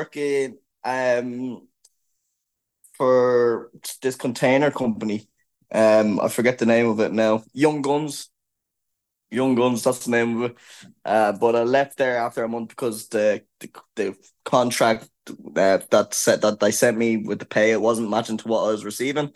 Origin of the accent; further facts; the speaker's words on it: Ireland; also born or lived in Canada; I'm half Irish, half Chinese. My dad's Chinese. He came to Ireland when he was very young